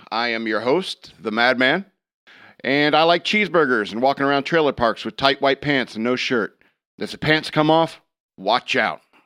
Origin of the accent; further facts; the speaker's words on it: Connecticut, United States; I was born in Connecticut